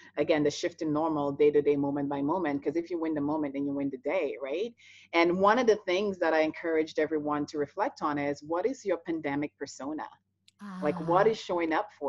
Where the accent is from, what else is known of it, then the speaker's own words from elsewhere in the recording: St. Lucia; moved away as an adult; now in Toronto, Canada; I'm born and raised in the Caribbean, in St. Lucia